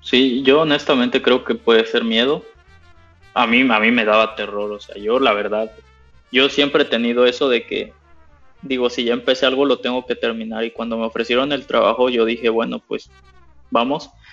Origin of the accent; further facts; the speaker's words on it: Mexico; moved away as an adult; now in Germany; mi esposa es mexicana, yo soy mexicano